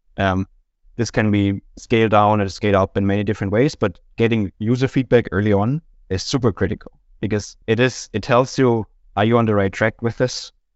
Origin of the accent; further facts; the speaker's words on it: Germany; moved away as an adult; now in Denmark; I'm from Germany originally, have been living in Denmark for about ten years now